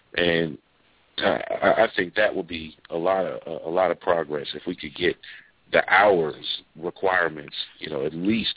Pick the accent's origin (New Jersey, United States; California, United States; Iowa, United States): New Jersey, United States; moved away as an adult; also born or lived in New York / Alabama; I'm from New Jersey